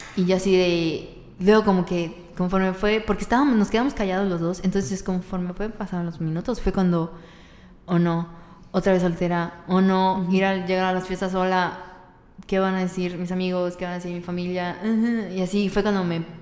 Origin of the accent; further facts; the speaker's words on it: Mexico; soy mexicana